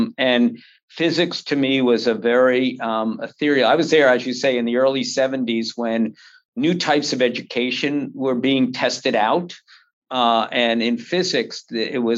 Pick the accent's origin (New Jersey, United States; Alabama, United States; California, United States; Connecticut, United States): New Jersey, United States; also born or lived in Oklahoma / New York; I was raised largely in New Jersey and New York, mostly in New Jersey